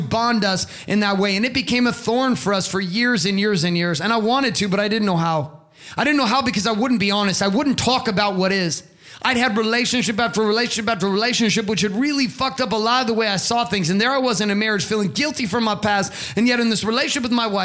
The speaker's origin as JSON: {"language": "English", "town": "Stockton", "region": "California", "country": "United States", "tie": "born or raised there", "also_born_or_lived": "Boise, Idaho / Canada", "said": "we grew up in Southern Central California in Stockton in junior high"}